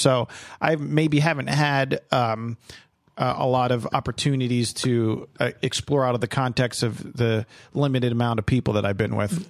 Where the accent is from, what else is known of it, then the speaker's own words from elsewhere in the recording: New Jersey, United States; I was born and raised in, in New Jersey